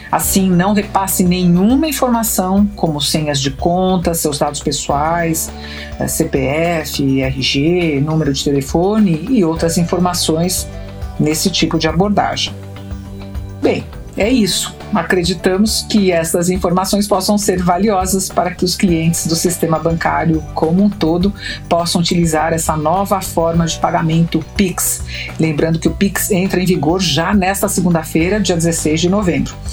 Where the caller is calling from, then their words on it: São Paulo, Brazil; eu sou daqui de São Paulo